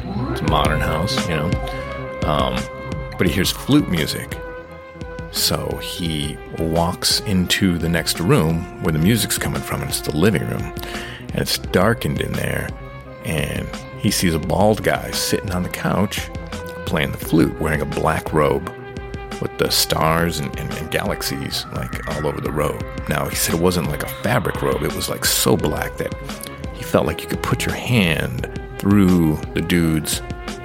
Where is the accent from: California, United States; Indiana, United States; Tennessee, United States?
Indiana, United States; East Chicago; I grew up in East Chicago